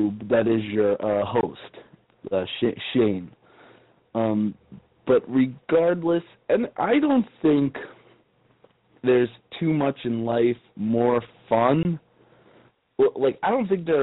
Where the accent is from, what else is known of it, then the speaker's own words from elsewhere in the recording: New York, United States; Growing up in New York, the concrete jungle